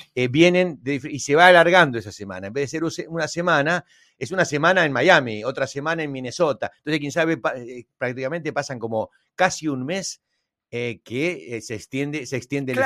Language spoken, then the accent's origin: Spanish; Argentina; yo me pongo como argentino